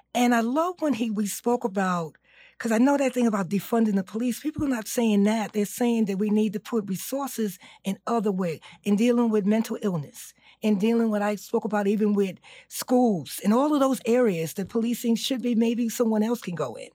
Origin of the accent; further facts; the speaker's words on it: New York City, New York, United States; I'm from East New York